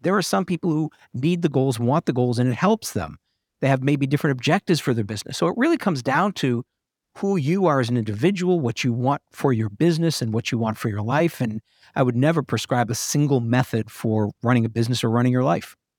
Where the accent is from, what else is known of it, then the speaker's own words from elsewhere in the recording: New England, United States; moved away; I'm originally from New England